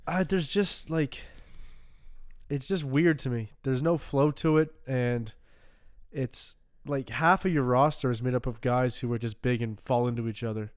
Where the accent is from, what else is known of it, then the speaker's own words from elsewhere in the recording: Canada; growing up in Canada